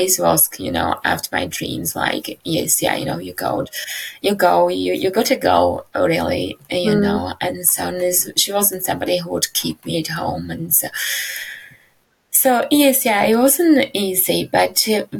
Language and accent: English; Slovakia; moved away; I was born in Slovakia. Yeah, my life in Slovakia